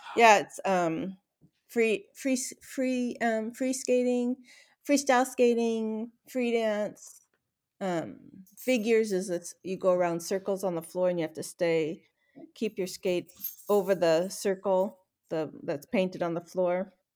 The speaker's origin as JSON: {"language": "English", "town": "Renton", "region": "Washington", "country": "United States", "tie": "born or raised there", "said": "I was born in Renton, Washington"}